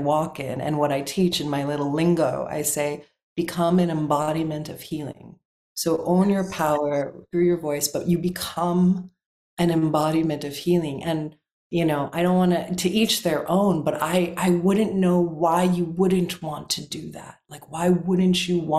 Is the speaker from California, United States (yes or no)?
no; South Florida, United States; I'm also from South Florida, I've got a little hood like edge